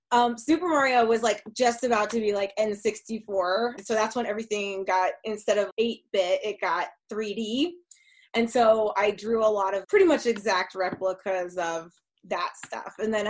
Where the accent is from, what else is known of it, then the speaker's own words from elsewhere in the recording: Massachusetts, United States; now in Denver, United States; I grew up in Massachusetts